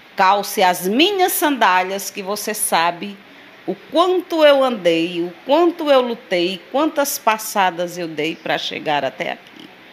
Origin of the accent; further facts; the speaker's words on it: Sousa, Paraíba, Brazil; moved away as an adult; also born or lived in São Paulo; nasci e me criei aí no Alta Rodoviária